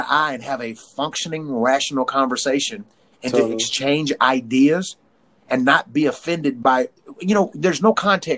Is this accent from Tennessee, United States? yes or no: yes; Tennessee, United States; I'm from Tennessee